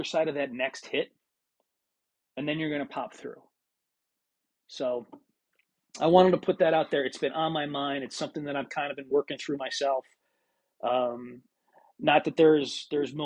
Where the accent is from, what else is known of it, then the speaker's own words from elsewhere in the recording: Pennsylvania, United States; moved away; Pennsylvania, because that's my home state